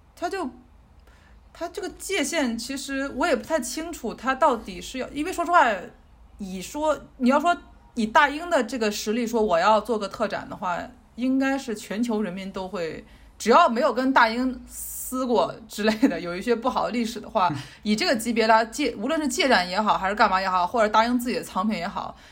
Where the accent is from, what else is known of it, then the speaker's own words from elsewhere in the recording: China; moved away; 作为一个中国人长期在海外